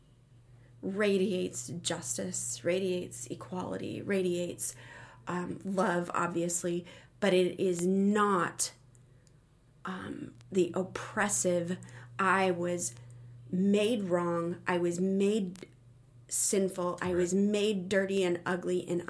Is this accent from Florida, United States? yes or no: no; Phoenix, Arizona, United States; I grew up in Phoenix